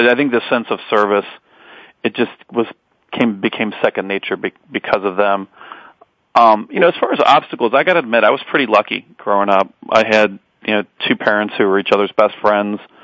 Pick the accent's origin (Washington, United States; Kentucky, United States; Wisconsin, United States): Kentucky, United States; Edgewood; also born or lived in Park Hills, Kentucky; now in Belmont, Massachusetts, United States; I grew up basically in Edgewood. I was actually born in Park Hills